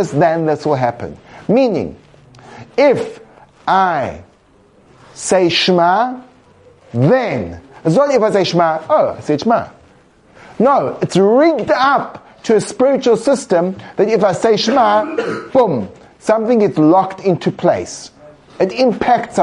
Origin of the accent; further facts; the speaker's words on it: England, United Kingdom; I come from England